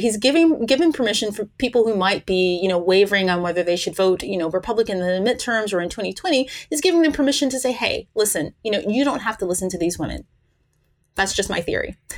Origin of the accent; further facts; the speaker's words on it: Tennessee, United States; now in West Coast, United States; I was from Tennessee